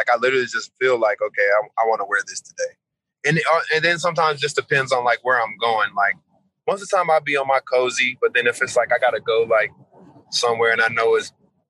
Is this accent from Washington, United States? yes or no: no; Atlanta, Georgia, United States; I'm from Atlanta, bro. I'm from the east side. So, you know, this is trap city. This is trap capital. This is like, this is Black Hollywood. This is where the most wealthiest Black people live.